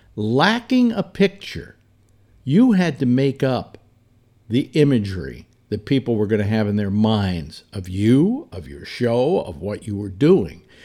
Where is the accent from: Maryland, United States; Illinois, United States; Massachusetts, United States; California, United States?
California, United States; San Francisco; my hometown, San Francisco.